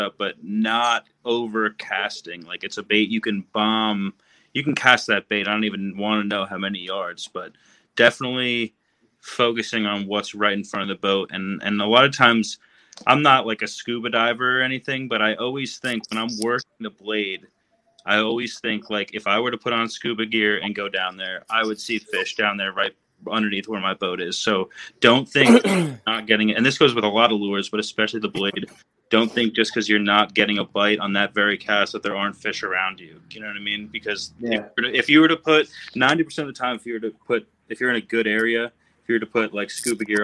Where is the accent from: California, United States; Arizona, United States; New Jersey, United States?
New Jersey, United States; I grew up in New Jersey